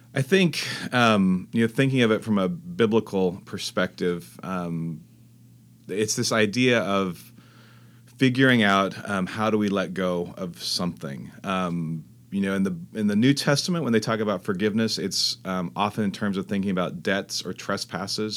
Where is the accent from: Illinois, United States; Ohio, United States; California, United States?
California, United States; Fresno; also born or lived in Texas; now in La Jolla, United States; I grew up in Fresno, California